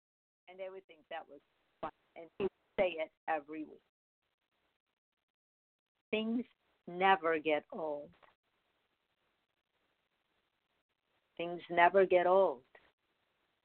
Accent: Chicago, Illinois, United States; when I was growing up in Chicago

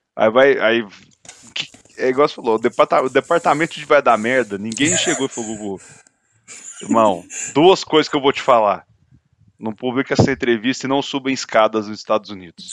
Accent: Brazil; sou do Brasil

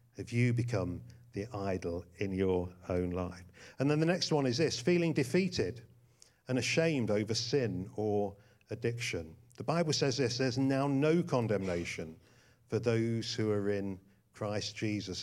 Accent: England, United Kingdom; we're not Americans. Uh, we're English.

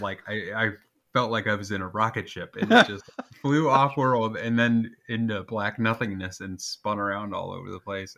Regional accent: Nebraska, United States; I'm from Nebraska

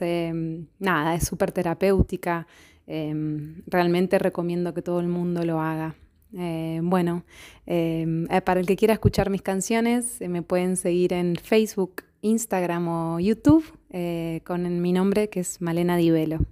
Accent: Buenos Aires, Argentina; moved away as an adult; now in Rome, Italy; soy una cantautora argentina de Buenos Aires. En este momento estoy viviendo en Roma

